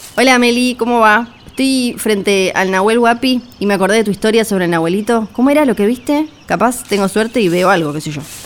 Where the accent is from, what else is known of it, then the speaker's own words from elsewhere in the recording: Patagonia, Argentina; also born or lived in San Martín de los Andes; Los que crecimos en la Patagonia